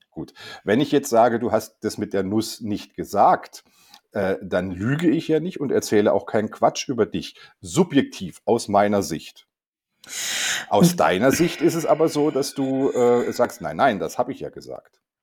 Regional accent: Germany; als Deutscher

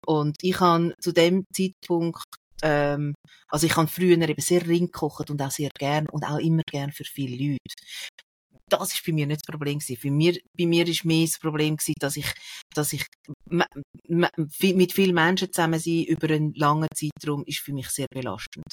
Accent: Sihltal, Zurich, Switzerland; ich bin aufgewachsen im Sieltal im Kanton Zürich

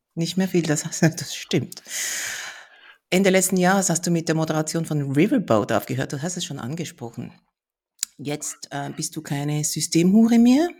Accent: Switzerland; Wir sind beide Schweizer

